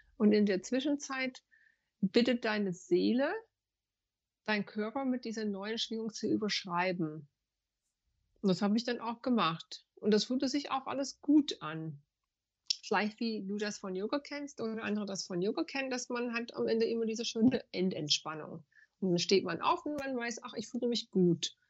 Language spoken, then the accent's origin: German; United States; German is a second language; moved away as an adult; now in Frankfurt, Germany; Ich komme ursprünglich aus den USA und ich bin mit 25 fest nach Deutschland gekommen